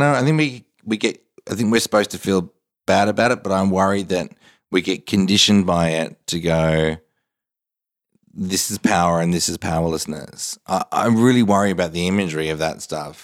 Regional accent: Australia; I'm Australian. I, I love Australia

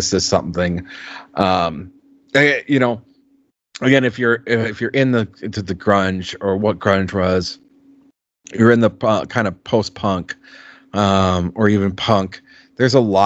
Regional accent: Minnesota, United States; moved away; when you leave Minnesota

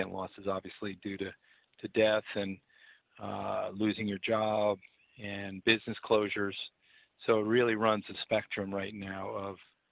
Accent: New Jersey, United States; moved away as an adult; also born or lived in Charlotte, North Carolina; now in Vancouver, Canada; I am from New Jersey

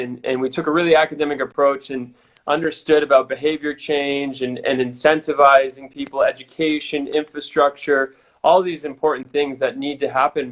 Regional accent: United States; moved away as an adult; also born or lived in Sydney, Australia / Chile; me being an American

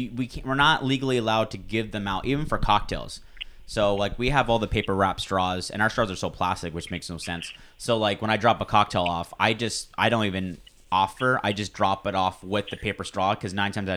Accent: California, United States; moved away; back home in California

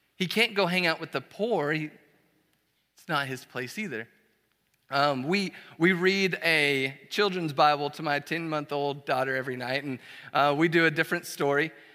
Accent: Dallas, Texas, United States; moved away as an adult; also born or lived in Brazil; now in College Station, United States; we are originally from Dallas, Fort Worth

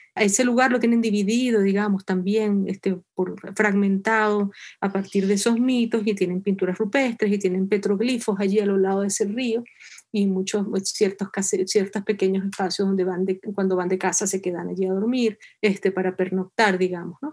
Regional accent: Venezuela; moved away as an adult; now in New York, United States; Yo soy venezolana, independientemente de donde viva

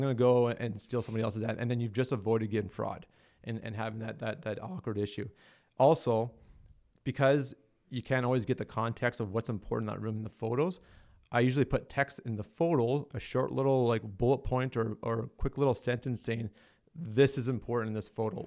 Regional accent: Alberta, Canada; I'm from Alberta

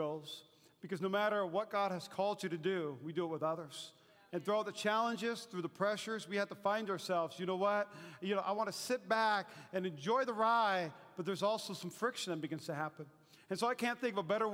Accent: North Dakota, United States; moved away; my home state, North Dakota

